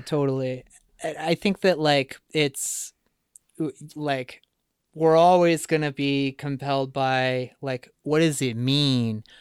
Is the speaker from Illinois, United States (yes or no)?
yes; around Chicago, Illinois, United States; growing up around Chicago